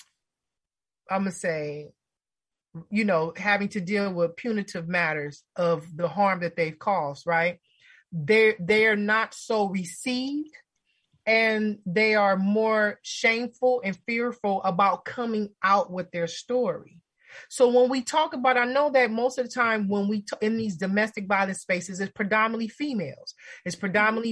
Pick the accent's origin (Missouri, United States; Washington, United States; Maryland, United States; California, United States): California, United States; Los Angeles; growing up in LA, growing up in Watts